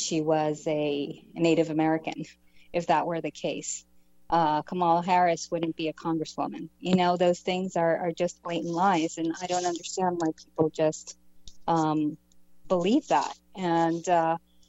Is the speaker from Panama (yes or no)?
yes; Panama; now in United States; I'm Hispanic. I come from Panama. I came in as a political refugee